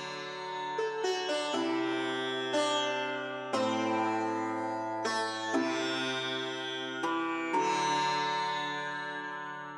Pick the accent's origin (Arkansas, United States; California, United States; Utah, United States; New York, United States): Arkansas, United States; growing up in Arkansas